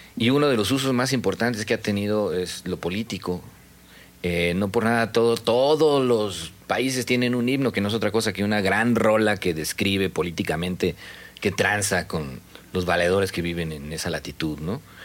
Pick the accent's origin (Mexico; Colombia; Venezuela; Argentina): Mexico; Mexico City; now in Mérida, Mexico; me fui cuando era el Distrito Federal y eso ya no existe, ¿no? Yo nací en el Distrito Federal, no en la CDMX.